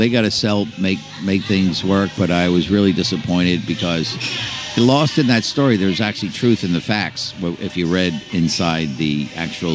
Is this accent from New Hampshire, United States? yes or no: no; Long Island, New York, United States; moved away as an adult; also born or lived in Montauk / Philadelphia; I grew up on Long Island